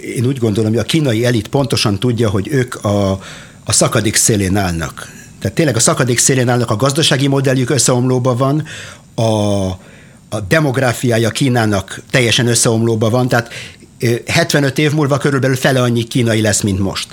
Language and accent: Hungarian; Arad, Arad County, Romania; now in Israel; Én Aradon születtem, a Partiumban, e, és 1987-ben a szüleimmel e, vándoroltunk ki Izraelbe